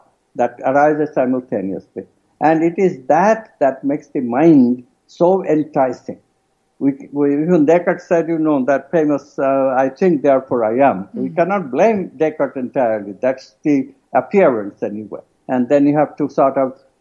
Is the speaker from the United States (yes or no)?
no; India; moved away; I'm an Indian from a culture which, you know, not a touchy culture